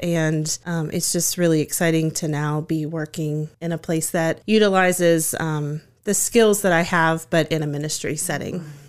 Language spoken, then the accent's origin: English; Woodstock, Virginia, United States; now in Harrisonburg, United States; I grew up in Woodstock in Shenandoah County